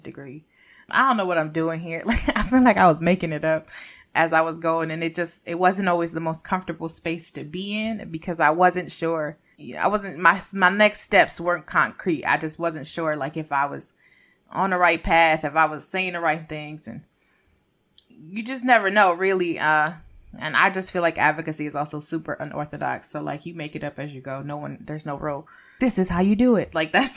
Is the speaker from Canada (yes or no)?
no; Puerto Rico; we're not immigrants, but in the true sense, I guess you could say, because we're Puerto Rican and we're still American citizens